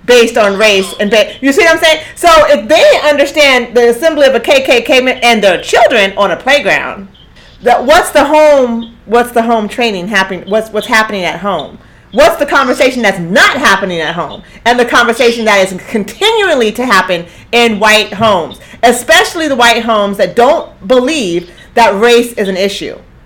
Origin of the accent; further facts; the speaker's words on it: Eugene, Oregon, United States; moved away; also born or lived in Houston; Ain't nowhere in my little life in Eugene did I have 15% of black people around me.